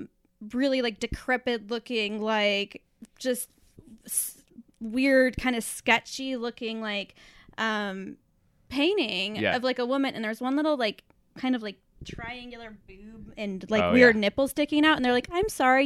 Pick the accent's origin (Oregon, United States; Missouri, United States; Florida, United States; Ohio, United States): Oregon, United States; Portland; Well, I've been done born and raised right here. Well, I was actually born right here in Portland, Oregon.